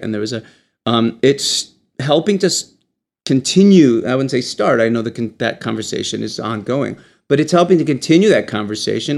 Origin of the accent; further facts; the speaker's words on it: Michigan, United States; moved away; Michigan happens to be my home state